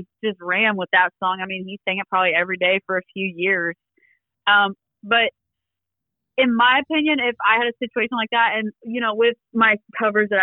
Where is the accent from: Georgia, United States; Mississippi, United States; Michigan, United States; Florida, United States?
Georgia, United States; Columbus; also born or lived in Cumming, Georgia; I was born and raised in Columbus, Georgia. And then we moved up to Cumming